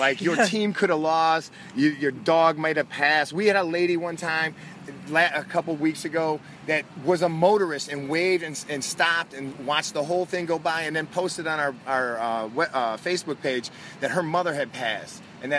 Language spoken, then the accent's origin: English; Grosse Pointe Woods, Michigan, United States; I'm from Grosse Pointe Woods.